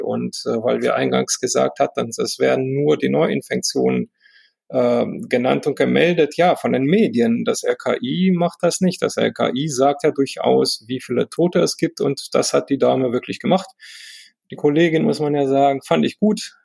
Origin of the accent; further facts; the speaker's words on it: Romania; now in Germany; ich komme ja selber aus dem Osten, ja, ich bin mit Ceausescu groß geworden